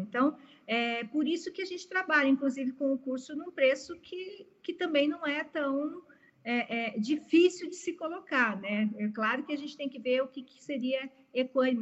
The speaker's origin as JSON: {"language": "Portuguese", "town": "Palotina", "region": "Paraná", "country": "Brazil", "tie": "born or raised there", "also_born_or_lived": "Piracicaba", "moved": "yes", "said": "nasci na cidade de, Palotina, no Paraná, então sou paranaense"}